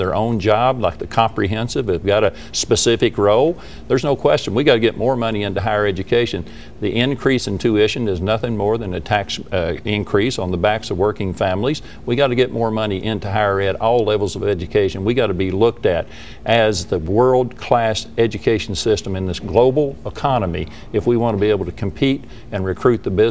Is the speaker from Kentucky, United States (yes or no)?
yes; Eastern Kentucky, United States; I'm from Eastern Kentucky